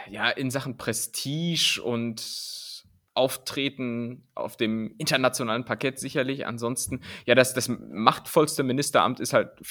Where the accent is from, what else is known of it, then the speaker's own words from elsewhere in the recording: East Germany, Germany; Ich bin ja im Osten aufgewachsen.